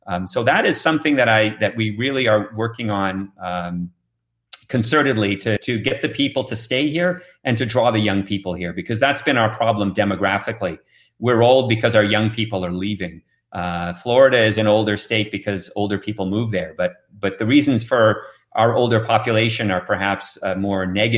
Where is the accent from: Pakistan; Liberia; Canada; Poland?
Canada; moved away as an adult; But I came here from Canada 21 years ago, and there's a reason I'm still here.